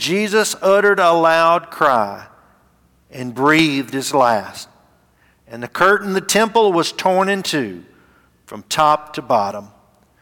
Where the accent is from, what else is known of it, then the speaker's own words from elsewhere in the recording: Gadsden, Alabama, United States; Gadsden's my hometown